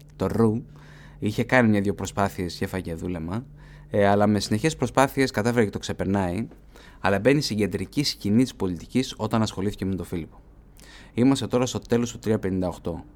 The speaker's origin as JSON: {"language": "Greek", "country": "Greece", "said": "επειδή είμαι Έλληνας"}